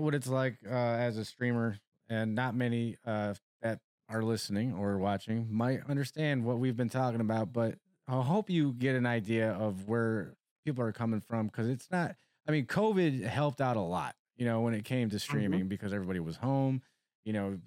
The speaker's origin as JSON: {"language": "English", "region": "New York", "country": "United States", "also_born_or_lived": "Elmont, New York", "said": "I'm from New York. I'm a city boy, right? Yeah. I'm straight out of the concrete jungle"}